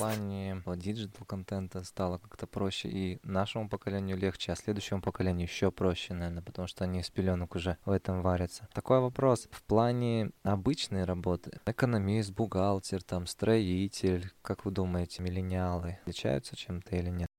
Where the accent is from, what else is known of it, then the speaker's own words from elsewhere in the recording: Oskemen, East Kazakhstan Region, Kazakhstan; now in Pavlodar, Kazakhstan; Я вырос в Каменогорске, там, в поселке